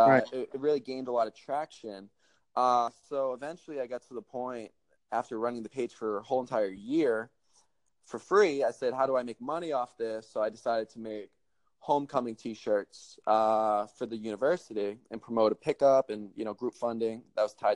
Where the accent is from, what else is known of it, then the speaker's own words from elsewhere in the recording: Boston, Massachusetts, United States; moved away as an adult; now in Miami, United States; I'm from Boston, Mass. And I moved down to Miami in July.